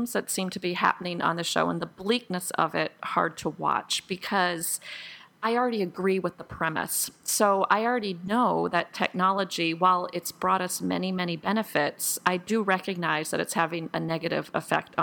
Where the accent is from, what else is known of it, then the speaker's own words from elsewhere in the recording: United States; I'm an American